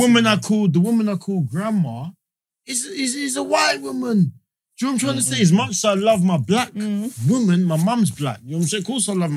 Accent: Jamaica; Because as a Jamaican, man, we show love to all sorts of stuff.

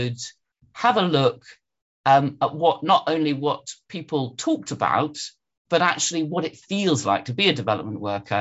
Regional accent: London, United Kingdom; also born or lived in Edinburgh; I was brought up in London

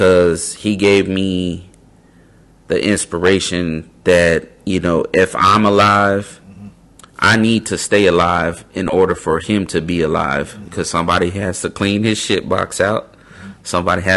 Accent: West Coast, United States; moved away as an adult; also born or lived in South Carolina; I'm from the West Coast. All of my family is pretty much in California at the time

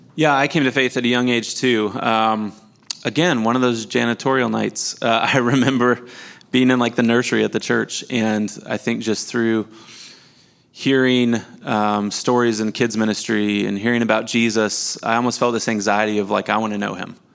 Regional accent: Missouri, United States; I was born and raised in Missouri, same city, same house I grew up

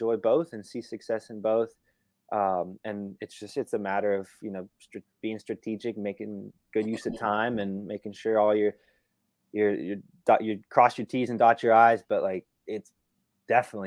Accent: Northern Virginia, United States; Growing up in the Northern Virginia area

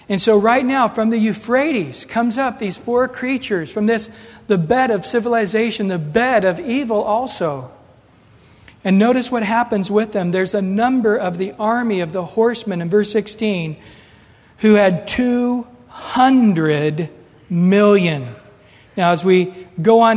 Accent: United States; us as Americans

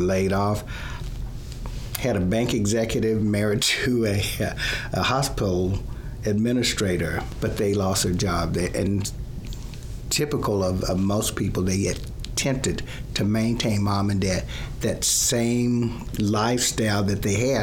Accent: Plano, Texas, United States; I grew up in Plano

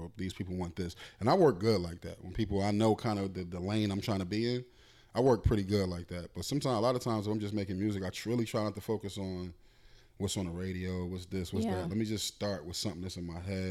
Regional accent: Philadelphia, Pennsylvania, United States; I'm from Philly

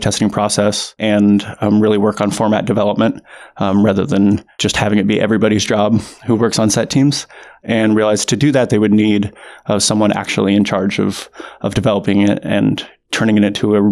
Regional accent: Kansas City, Missouri, United States; I grew up in Kansas City, Missouri

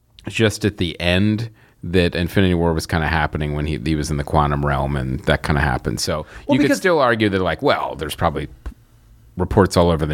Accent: Philadelphia, Pennsylvania, United States; And I'm from Philly.

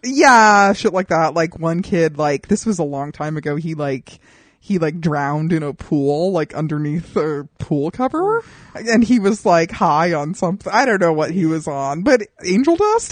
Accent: Southwest, United States; I'm from the Southwest too

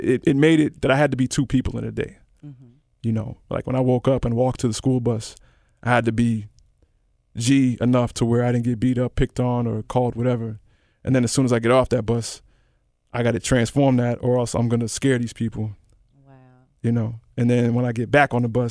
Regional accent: Memphis, Tennessee, United States; I grew up in Memphis, surrounded by none

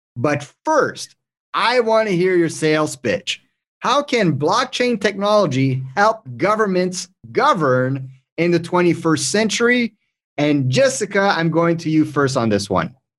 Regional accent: Canada; English is a second language; I'm French Canadian

